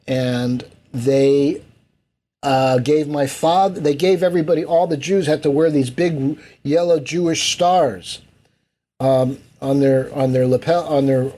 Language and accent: English; Heidelberg, Baden-Württemberg, Germany; born there; I was born in Heidelberg, Germany, which is, and I was born in an American Army hospital because my father was stationed there in 1955.